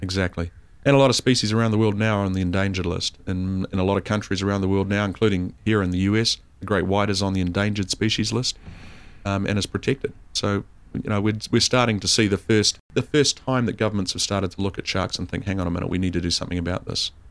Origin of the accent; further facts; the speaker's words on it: North Island, New Zealand; also born or lived in South Island, New Zealand; I'm from the North Island. I've spent, uh, uh, most of my life in the North Island of New Zealand.